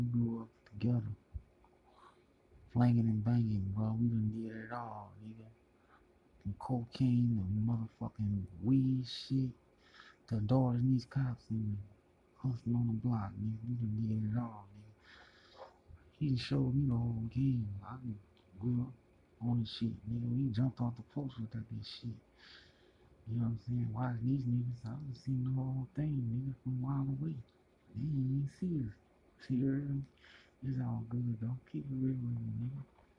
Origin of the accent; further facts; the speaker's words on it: New Orleans, Louisiana, United States; I grew up in New Orleans.